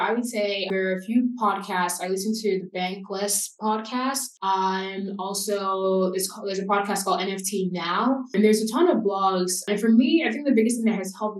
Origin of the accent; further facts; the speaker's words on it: Nigeria; now in United States; as a Nigerian American immigrant and someone who grew up in a different country